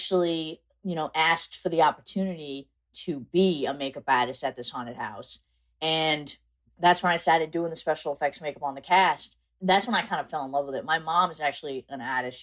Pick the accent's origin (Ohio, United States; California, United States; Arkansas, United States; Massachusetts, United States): Massachusetts, United States; South Coast; I'm actually from South Coast, Massachusetts